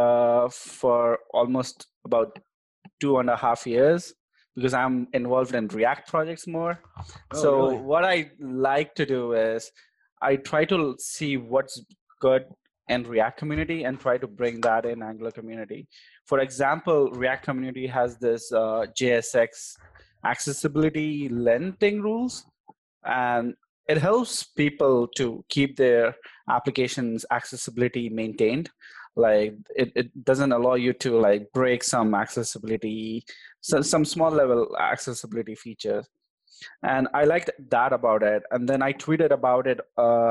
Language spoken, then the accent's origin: English; Hyderabad, Telangana, India; accent: Hyderabadi; moved away as an adult; also born or lived in Texas; I'm basically from India, the South Indian part of India